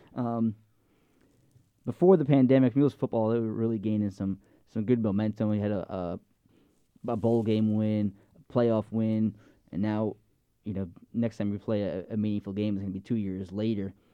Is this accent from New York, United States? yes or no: yes; Long Island, New York, United States; moved away; I grew up on Long Island